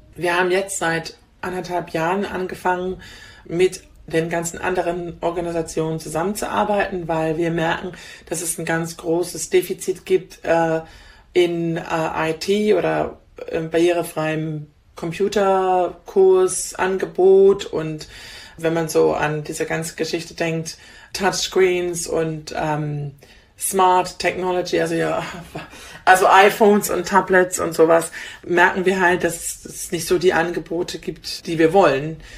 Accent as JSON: {"language": "German", "country": "Germany", "moved": "as an adult", "lives_now": "England, United Kingdom", "said": "ich bin Deutsche und ich werde immer Deutsche bleiben und ich mag Deutschland"}